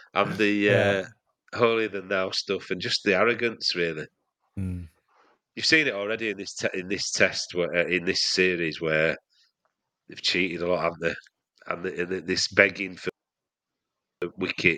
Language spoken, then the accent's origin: English; Leeds, Yorkshire and the Humber, United Kingdom; I'm even from Leeds